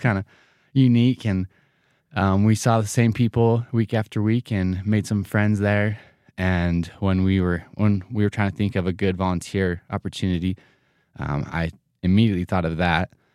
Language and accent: English; Rexburg, Idaho, United States; I grew up here in Rexburg